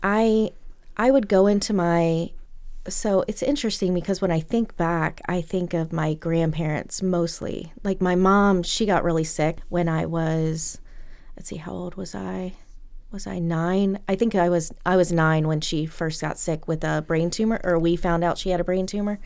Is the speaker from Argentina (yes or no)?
no; Lynchburg, Virginia, United States; I grew up in Lynchburg